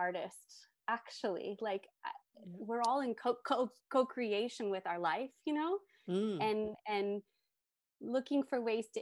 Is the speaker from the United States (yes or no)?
yes; United States; moved away as an adult; also born or lived in Tokyo; I grew up in the United States and I live back here now